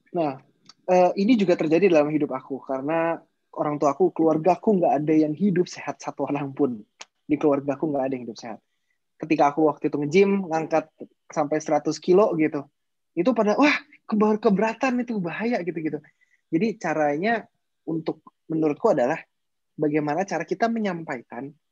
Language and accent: Indonesian; Indonesia; kita lahir di Indonesia